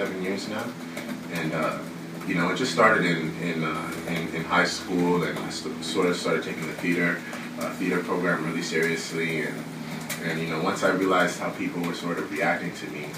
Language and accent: English; Canada; being Canadian